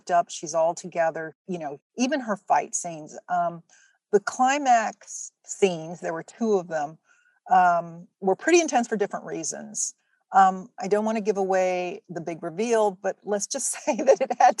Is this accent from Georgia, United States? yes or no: yes; Atlanta, Georgia, United States; I was born and raised in Atlanta.